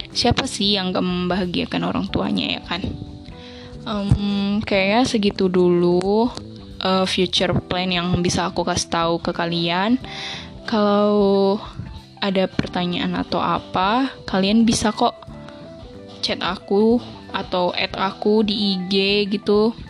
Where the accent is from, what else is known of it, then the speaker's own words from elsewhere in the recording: Medan, North Sumatra, Indonesia; born there; Aku umur 17 tahun dan aku lahir di Medan tanggal 4 September 2003.